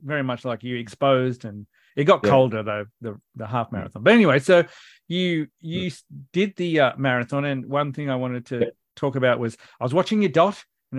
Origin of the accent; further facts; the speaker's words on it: Canberra, Australian Capital Territory, Australia; I'm from Canberra.